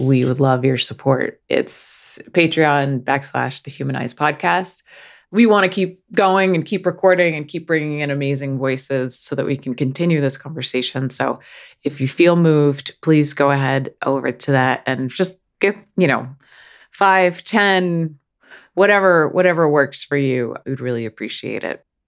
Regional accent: Northeast, United States; I come from the Northeast, which is like the home of intellectual snobbery

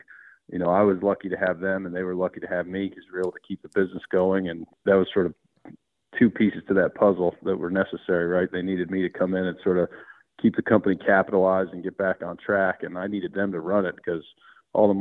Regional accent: East Coast, United States; I grew up on the East Coast

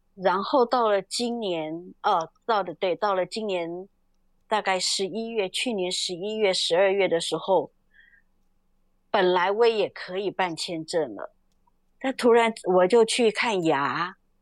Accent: Taiwan; moved away as an adult; now in Ukraine; 我们台湾人

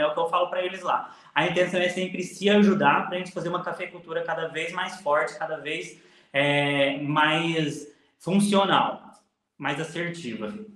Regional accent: Ribeirão Corrente, São Paulo, Brazil; Eu sou de Ribeirão Corrente, uma, uma pequena cidade ao lado de Franca, uh, na Alta Mogiana Paulista

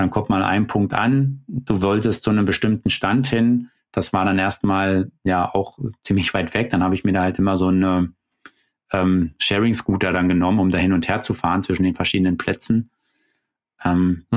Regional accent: Germany; bei uns in Deutschland

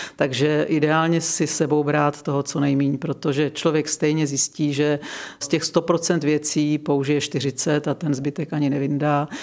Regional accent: Czechia; now in Lázně Bělohrad, Czech Republic; Já jsem vyrostla na Šumavě

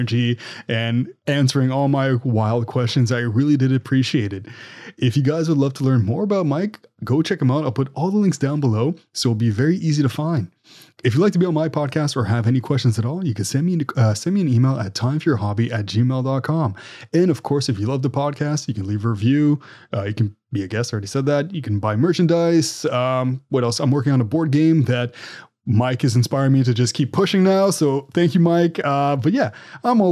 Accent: Canada; I'm Canadian

